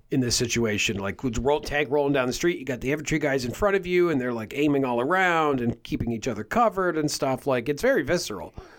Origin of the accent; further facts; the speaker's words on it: Canada; we're from Canada